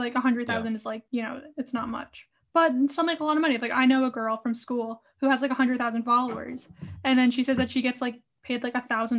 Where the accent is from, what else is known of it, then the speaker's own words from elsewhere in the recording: Rhode Island, United States; also born or lived in Orange, California; I'm from Rhode Island.